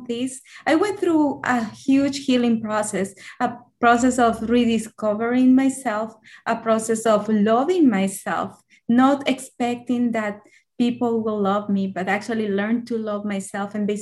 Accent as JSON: {"language": "English", "country": "El Salvador", "tie": "born or raised there", "moved": "as an adult", "lives_now": "United States", "said": "So I'm originally from El Salvador. So I grew up over there. And in 2010, I came to the U.S."}